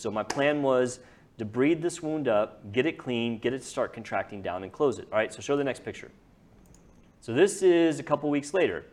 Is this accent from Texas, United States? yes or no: yes; Lewisville, Texas, United States; I grew up on the lake. I grew up there